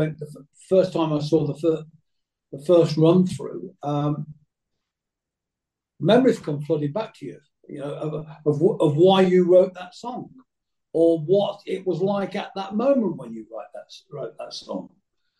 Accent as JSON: {"language": "English", "town": "Coventry", "region": "West Midlands", "country": "United Kingdom", "tie": "born or raised there", "moved": "yes", "lives_now": "Cheshire, United Kingdom", "said": "I was born in Coventry"}